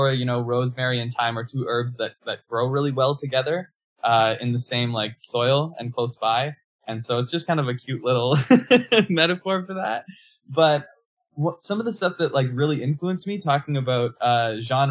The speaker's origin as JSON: {"language": "English", "region": "Manitoba", "country": "Canada", "tie": "born or raised there", "moved": "yes", "lives_now": "Hamilton, Canada", "said": "I grew up in Manitoba, moved to Hamilton in 2011, and I've been doing music from here, based here"}